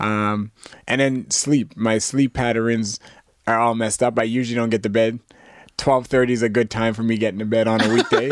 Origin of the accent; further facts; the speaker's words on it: Canada; as a Canadian cadet